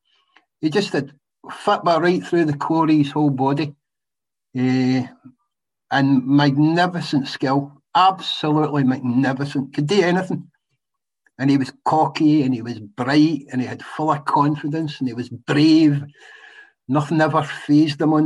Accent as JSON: {"language": "English", "town": "Bellshill", "region": "Scotland", "country": "United Kingdom", "tie": "born or raised there", "said": "I was born in Belsall, Lanarkshire"}